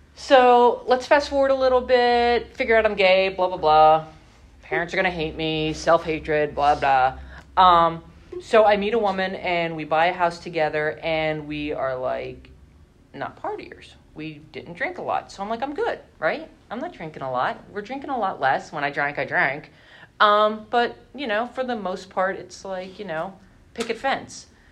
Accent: Hazleton, Pennsylvania, United States; I lived at home with my parents because I'm from Hazleton

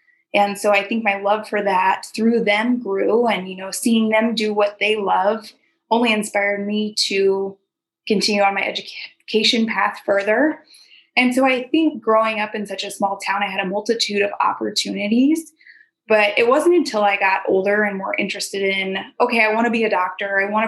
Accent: Julesburg, Colorado, United States; moved away as an adult; now in Lincoln, United States; I'm from Julesburg, Colorado originally. I'm currently in Lincoln, finishing my last year up at Wesleyan as a biology major

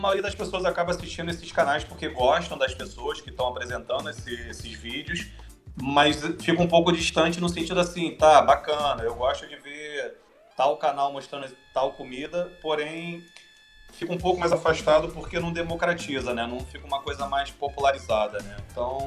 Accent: Rio de Janeiro, Brazil; Eu sou do Rio.

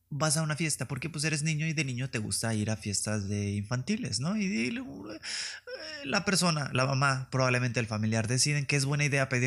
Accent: northern Mexico, Mexico; accent: norteño; Me gusta que me sale mi acento norteño nada más por convivir.

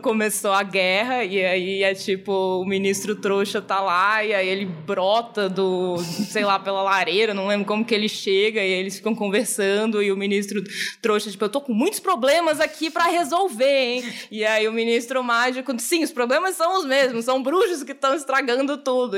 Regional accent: Florianópolis, Santa Catarina, Brazil; now in São Paulo, Brazil; eu cresci em Florianópolis

